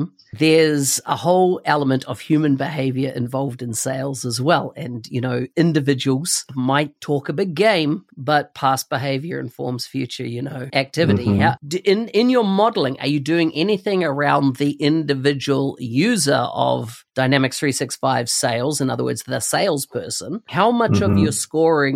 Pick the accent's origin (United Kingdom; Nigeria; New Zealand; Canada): New Zealand; I come from New Zealand